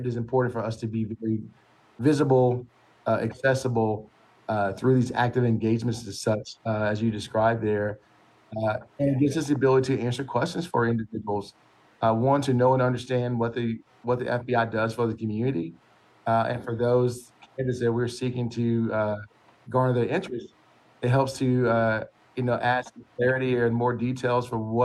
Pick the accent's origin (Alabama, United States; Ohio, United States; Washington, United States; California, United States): Alabama, United States; moved away; I was originally from Alabama